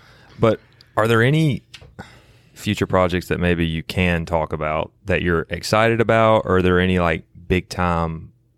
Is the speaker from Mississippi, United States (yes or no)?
yes; Jackson, Mississippi, United States; I'm from Jackson, Mississippi.